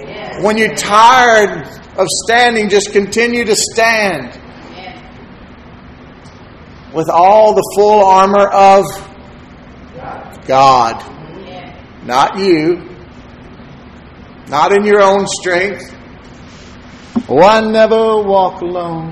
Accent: Texas City, Texas, United States; I grew up in Texas City.

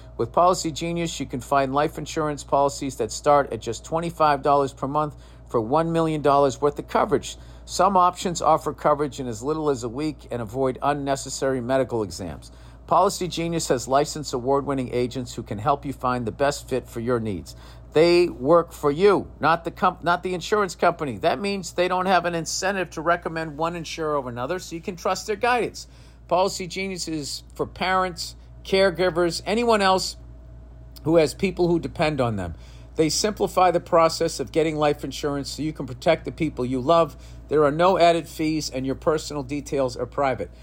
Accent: United States; I am an American through and through

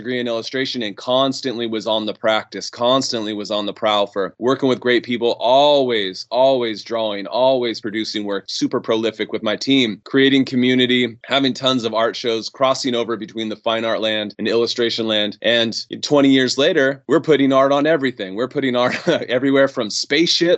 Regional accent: right outside of Yosemite, California, United States; I grew up right outside of Yosemite

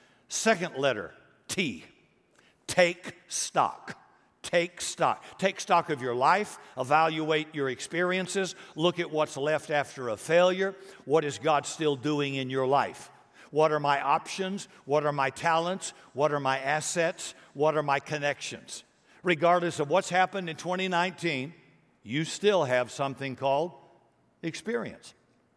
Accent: Deep South, United States; I grew up in the Deep South, racist South, before integration and before civil rights.

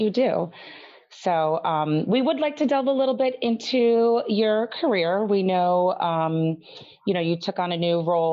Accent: New Jersey, United States; a Jersey girl born and bred myself

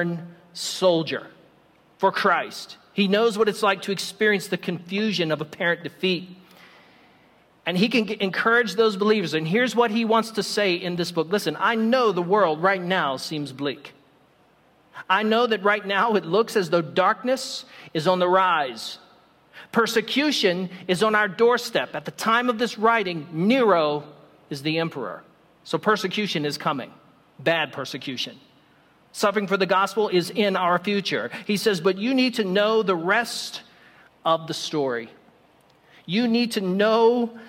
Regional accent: United States; I'm American

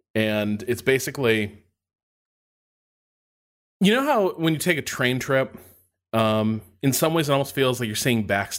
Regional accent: Indiana, United States; I grew up in Northwest Indiana, so I grew up sort of surrounded by steel mills, and those are big.

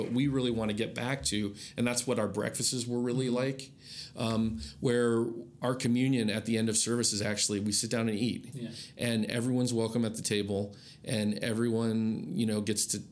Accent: Iowa, United States; moved away; also born or lived in Adirondacks, New York; growing up in Iowa

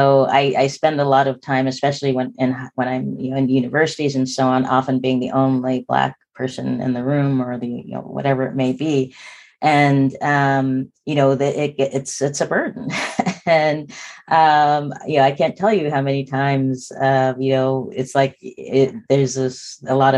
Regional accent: Spokane, Washington, United States; we grew up in Spokane, Washington, which when I was born in 1964 was less than 1% Black.

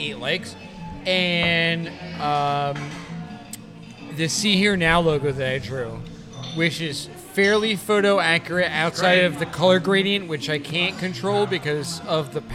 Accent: Asbury Park, New Jersey, United States; I'm from Asbury and I make art

